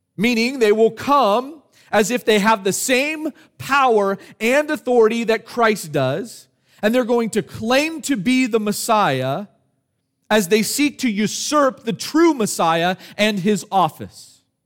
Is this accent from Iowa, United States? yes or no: no; California, United States; Growing up in California